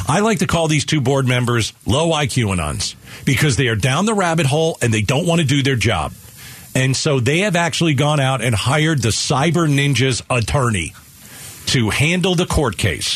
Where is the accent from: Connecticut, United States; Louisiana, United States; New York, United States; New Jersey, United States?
New York, United States; now in Arizona, United States; I'm from New York.